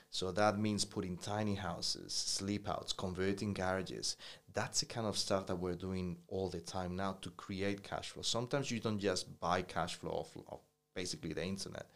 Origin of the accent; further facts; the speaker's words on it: New Zealand; as a Kiwi